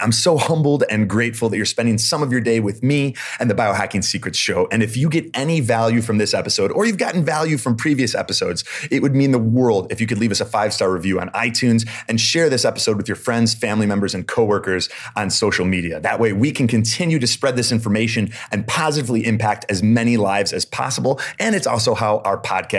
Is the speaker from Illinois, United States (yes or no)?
yes; Chicago area, Illinois, United States; I used to caddy growing up at Briarwood Country Club in my hometown, and I caddied for like Michael Jordan, Ron Harper, a bunch of the guys on like the Bulls.